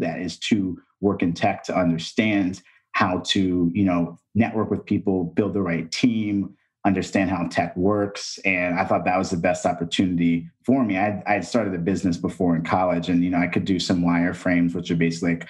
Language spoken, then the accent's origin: English; Texas, United States; also born or lived in East Coast; I'm from Texas. I was in Texas and from the East Coast.